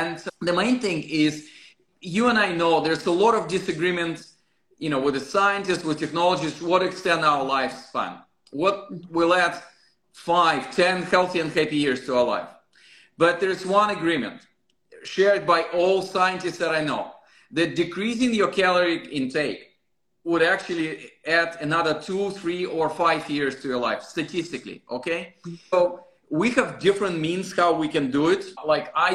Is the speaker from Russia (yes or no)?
yes; Russia; moved away; I'm originally from Russia